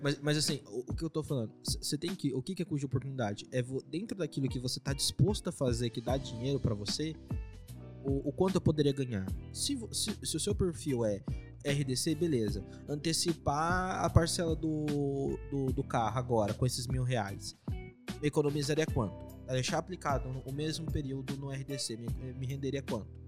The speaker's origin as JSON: {"language": "Portuguese", "town": "Presidente Venceslau", "region": "São Paulo", "country": "Brazil", "moved": "yes", "said": "Eu sou de Venceslau lá"}